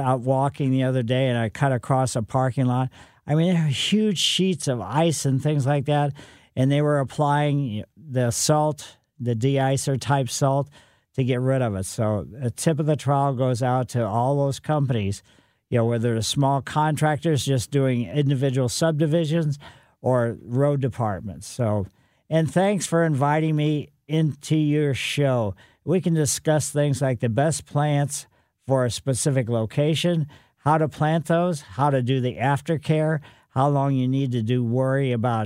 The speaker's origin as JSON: {"language": "English", "town": "St. Louis", "region": "Missouri", "country": "United States", "tie": "born or raised there", "also_born_or_lived": "Southern California", "said": "Came back to St. Louis for a position at the Botanical Garden"}